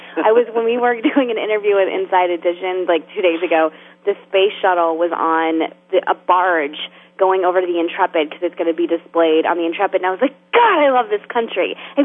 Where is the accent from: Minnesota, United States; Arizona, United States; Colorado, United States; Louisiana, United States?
Arizona, United States; moved away as an adult; also born or lived in New York City; I moved to New York City when I was 18, and obviously everyone knows I'm from Arizona, right?